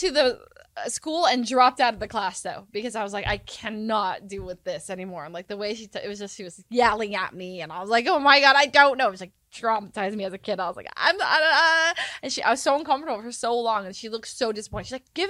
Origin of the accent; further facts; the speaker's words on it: California, United States; I'm very American, born and raised California.